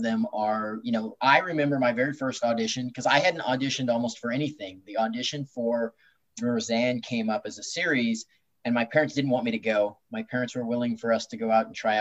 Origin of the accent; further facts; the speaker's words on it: Long Beach, California, United States; I grew up in Long Beach and I was born in Long Beach and grew up in that area.